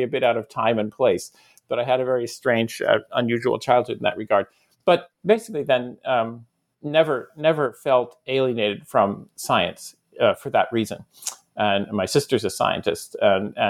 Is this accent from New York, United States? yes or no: yes; Ithaca, New York, United States; I grew up in Ithaca, New York, that's where Cornell is